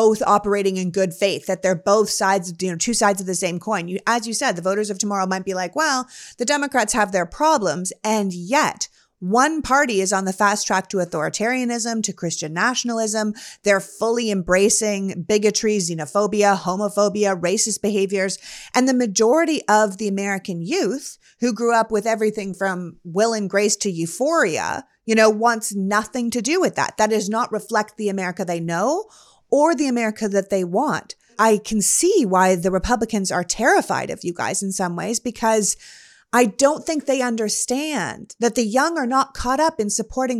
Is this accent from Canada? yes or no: yes; Canada; now in United States; I was born and raised in Canada